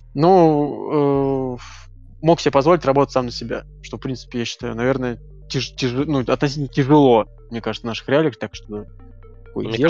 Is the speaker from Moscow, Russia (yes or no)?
yes; Moscow, Russia; мы из Москвы